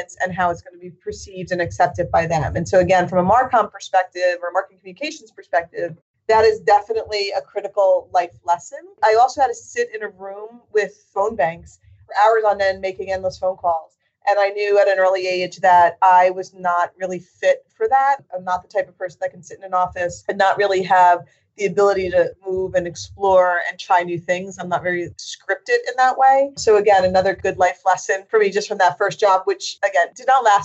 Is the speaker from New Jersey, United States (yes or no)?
yes; New Jersey, United States; I'm born and raised in New Jersey